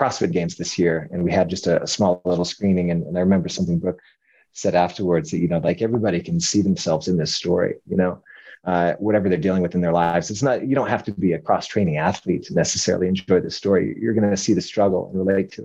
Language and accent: English; Denver, Colorado, United States; moved away as an adult; also born or lived in New York; now in Utah, United States; Originally from Colorado